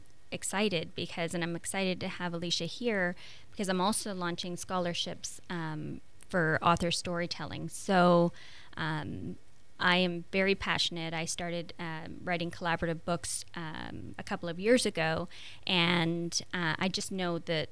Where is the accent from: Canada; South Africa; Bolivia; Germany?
Canada; Quebec; first language French; English is a second language; So I'm from the French part of Canada, so I have, you know, je parle français.